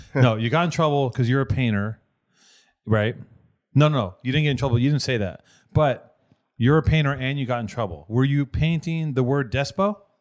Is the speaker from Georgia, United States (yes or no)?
no; Los Angeles, California, United States; I'm from Venice